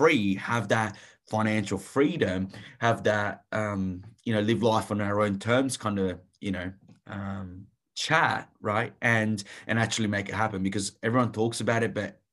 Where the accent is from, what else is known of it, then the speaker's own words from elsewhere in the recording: Italy; moved away; I grew up in Italy, so steeped in a Catholic culture